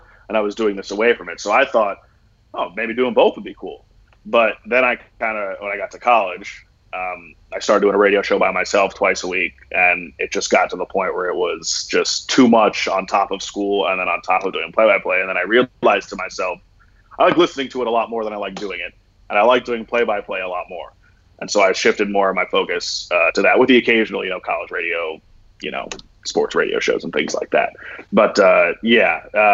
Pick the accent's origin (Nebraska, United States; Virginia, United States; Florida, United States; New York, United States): Florida, United States; I'm from Florida.